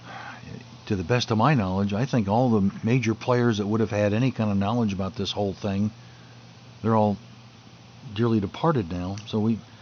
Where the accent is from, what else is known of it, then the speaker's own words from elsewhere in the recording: United States; I'm American.